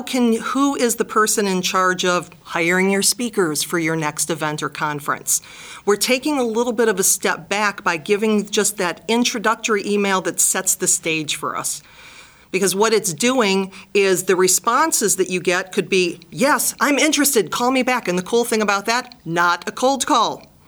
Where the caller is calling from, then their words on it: Cleveland, Ohio, United States; I'm calling from Gradigy in beautiful Cleveland, Ohio.